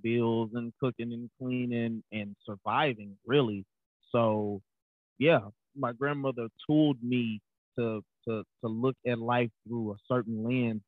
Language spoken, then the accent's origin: English; Fort Worth, Texas, United States; I grew up in Fort Worth, Texas, oldest of three, younger brother and sister.